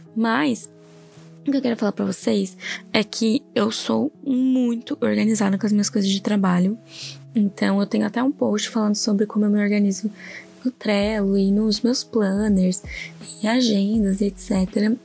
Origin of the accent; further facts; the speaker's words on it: Orleans, Santa Catarina, Brazil; moved away as an adult; now in Criciúma, Brazil; eu sou natural de Orleans, hoje eu moro em Criciúma por conta do trabalho mesmo